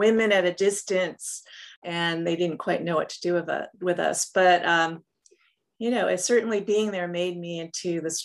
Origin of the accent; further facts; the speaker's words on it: New York, United States; moved away as an adult; also born or lived in California / Oregon; I'm originally from New York.